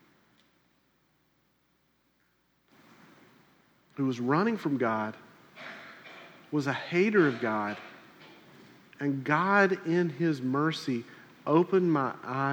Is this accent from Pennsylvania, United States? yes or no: no; South Carolina, United States; moved away; where I grew up in South Carolina